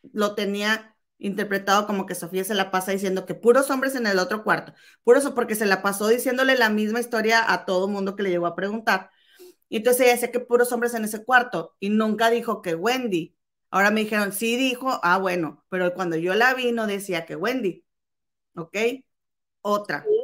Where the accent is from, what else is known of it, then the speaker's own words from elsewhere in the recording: Mexico; si crecimos en México, que es un país machista